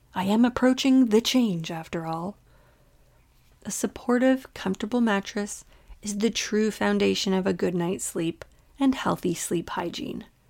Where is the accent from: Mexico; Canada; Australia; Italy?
Canada; I was born and raised in Canada